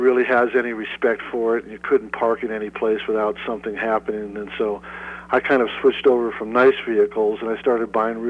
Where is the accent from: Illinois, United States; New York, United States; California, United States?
Illinois, United States; Chicago; moved away as an adult; also born or lived in Tucson, Arizona; now in Winslow, United States; I'm from the North Shore of Chicago.